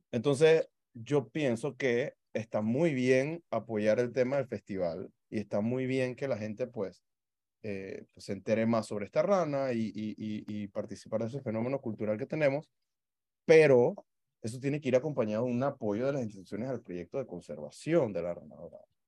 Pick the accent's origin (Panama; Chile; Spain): Panama; nuestra identidad como panameños